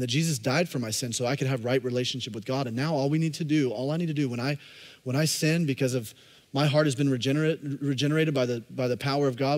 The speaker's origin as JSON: {"language": "English", "region": "Alabama", "country": "United States", "tie": "born or raised there", "said": "I grew up in Alabama"}